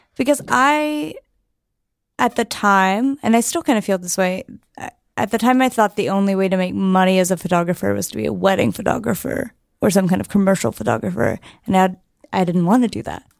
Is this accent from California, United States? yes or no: no; Chattanooga, Tennessee, United States; moved away as an adult; now in San Francisco, United States; I'm from Tennessee originally, um, East Tennessee